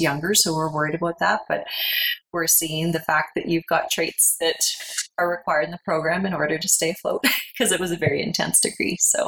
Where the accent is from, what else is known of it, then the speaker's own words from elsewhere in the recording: Red Deer, Alberta, Canada; moved away as an adult; also born or lived in Calgary; now in Canmore, Canada; So I was born in Calgary, and I was there till I was about 4, moved to Red Deer. So I am from the lowly town of Red Deer.